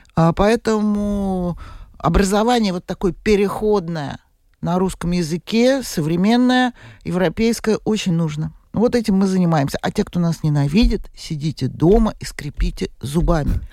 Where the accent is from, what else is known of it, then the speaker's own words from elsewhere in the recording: Moscow, Russia; moved away as an adult; Я москвичка. Э, я там родилась, выросла и проработала, извините меня, до пенсии.